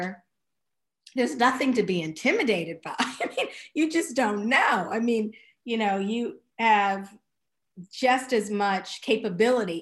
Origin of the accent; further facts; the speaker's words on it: Chicago, Illinois, United States; moved away as an adult; also born or lived in Hanover, New Hampshire / Switzerland / New York; I was coming from Kenwood